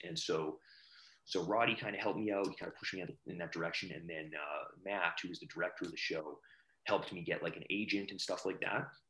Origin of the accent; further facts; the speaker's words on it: Alberta, Canada; I grew up in Alberta